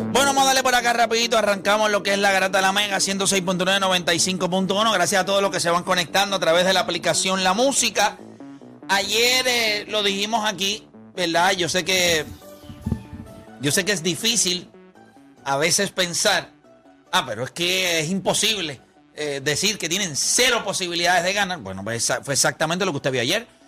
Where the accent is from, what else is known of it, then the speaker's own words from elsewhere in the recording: Puerto Rico; nosotros somos la mejor raza del mundo. El boricua, no el latino